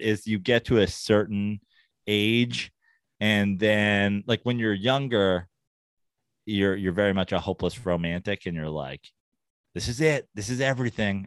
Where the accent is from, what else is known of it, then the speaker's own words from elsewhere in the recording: New York, United States; now in Los Angeles, United States; I'm a New Yorker originally